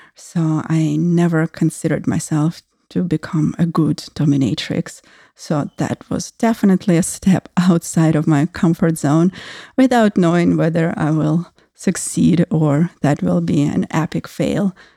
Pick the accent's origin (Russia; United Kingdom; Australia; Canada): Russia; moved away; I grew up in Russia, actually in post-Soviet Russia